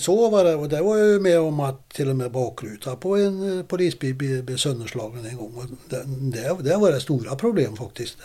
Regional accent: Karlstad, Värmland, Sweden; also born or lived in Stockholm; hemma i Karlstad

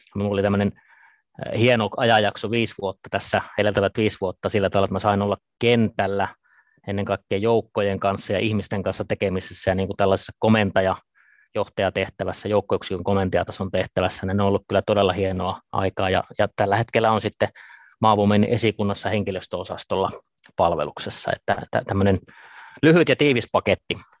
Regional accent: Ivalo, Lapland, Finland; kotoisin olen, olen tuota Pohjois-Suomesta Lapista, Ivalosta

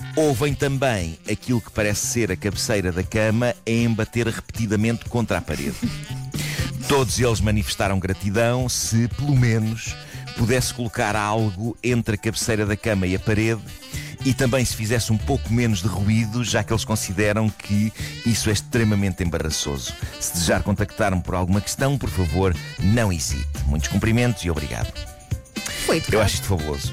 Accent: Lisbon, Portugal; Na minha juventude em Benfica

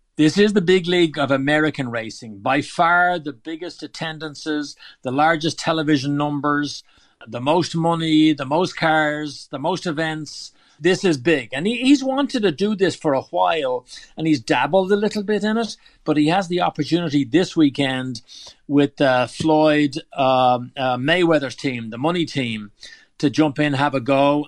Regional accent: Dundrum, Leinster, Ireland; moved away as an adult; also born or lived in America; now in United States; growing up in Dundrum

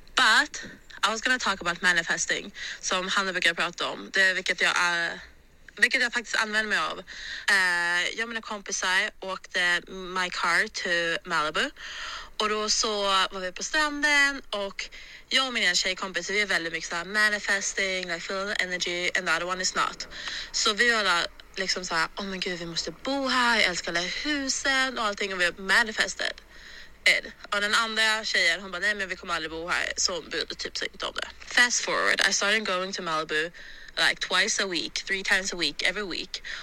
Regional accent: Sweden; now in Los Angeles, United States; Jag är svensk här

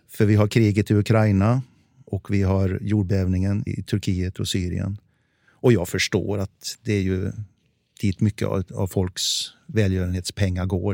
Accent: Värmland, Sweden; accent: Värmland dialect; moved away; also born or lived in Stockholm; jag är ju värmlänning från början

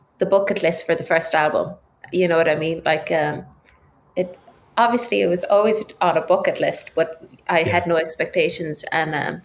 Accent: Ireland; I started like every rural child in Ireland on the tin whistle at five

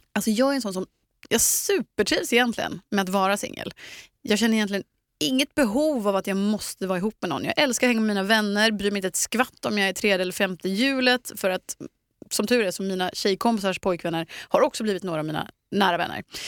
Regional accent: Eksjö, Jönköping County, Sweden; moved away; lilla Eksjö där jag kommer ifrån

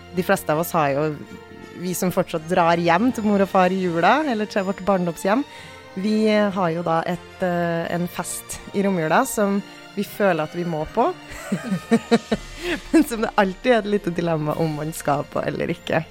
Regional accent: Bjugn, Trøndelag, Norway; moved away; der jeg kommer fra i Trøndelag

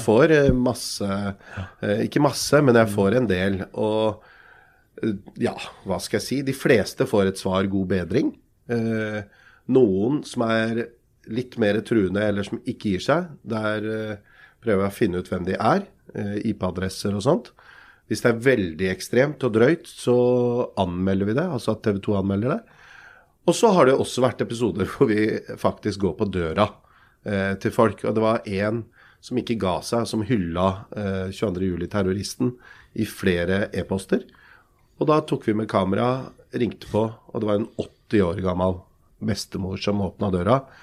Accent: Lier, Buskerud, Norway; Jeg er jo fra Lie like ved Drammen.

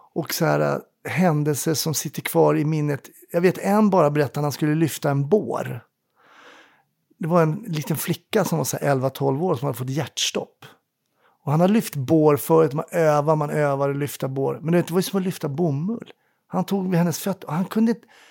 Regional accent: Stockholm, Stockholm County, Sweden; när jag var ung i Kärrtorp

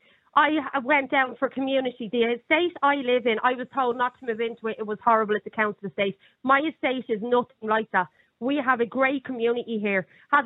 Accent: Lucan, Leinster, Ireland; moved away as an adult; I am from Lucan, born and bred in Lucan, in a private estate. I moved out of Lucan 13 years ago and I moved down the country. I am now living in a council estate.

